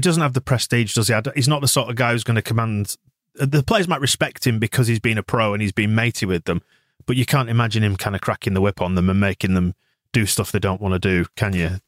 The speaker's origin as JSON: {"language": "English", "region": "England", "country": "United Kingdom", "said": "we're all English"}